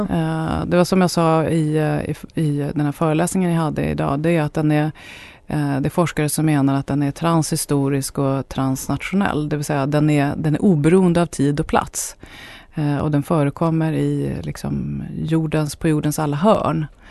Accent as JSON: {"language": "Swedish", "country": "Sweden", "said": "jag är etnisk svensk"}